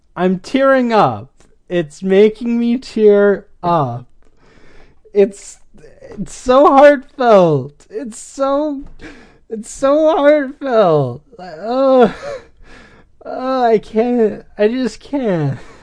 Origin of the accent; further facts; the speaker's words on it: Wisconsin, United States; I'm from Wisconsin